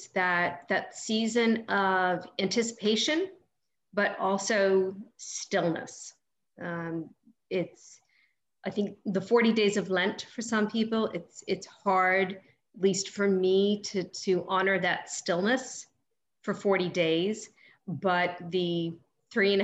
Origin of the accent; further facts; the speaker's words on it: North Shore, Massachusetts, United States; moved away; I grew up on the North Shore